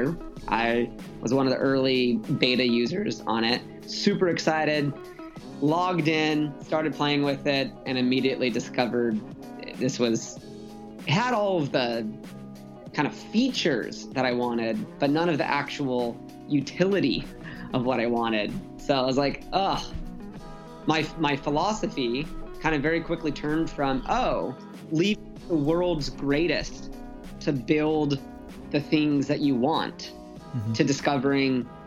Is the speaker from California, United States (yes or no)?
yes; San Diego, California, United States; also born or lived in Los Angeles / Utah; now in San Francisco, United States; I grew up in San Diego